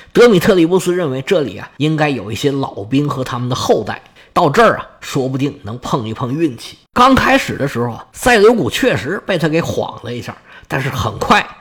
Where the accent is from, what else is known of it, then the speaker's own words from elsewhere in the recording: Northeast China, China; accent: Northeastern (Dongbei) dialect; 用我们东北话来讲